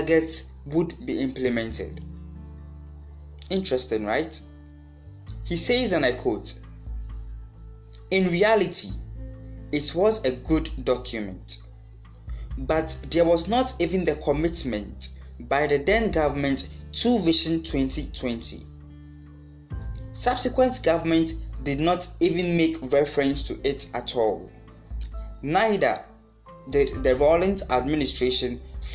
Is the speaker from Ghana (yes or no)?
yes; Ghana; as a Ghanaian